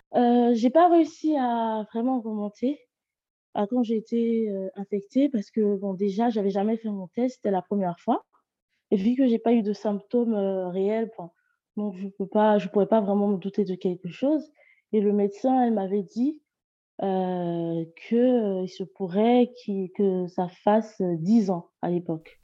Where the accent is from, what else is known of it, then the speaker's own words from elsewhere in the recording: Côte d’Ivoire; also born or lived in near Lyon, France; now in France; Je suis une Ivoirienne vivant près de Lyon